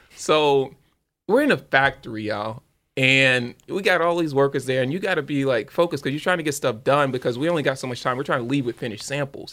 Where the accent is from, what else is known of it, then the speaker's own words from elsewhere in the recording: Louisiana, United States; I'm from Louisiana.